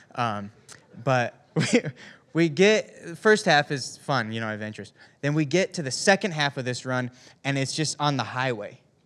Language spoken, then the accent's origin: English; Upper Peninsula of Michigan, United States; I grew up in Upper Michigan. And up in the U P